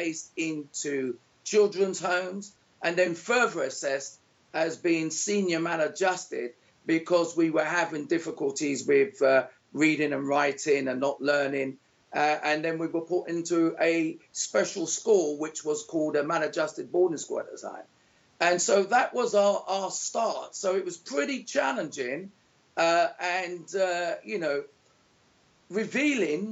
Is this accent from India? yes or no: no; London, United Kingdom; moved away as an adult; now in Panama; born in 1964 in London